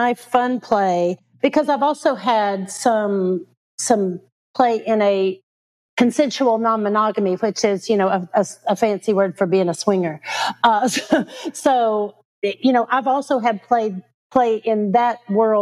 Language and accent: English; Lexington, Kentucky, United States; I'm originally from Lexington, Kentucky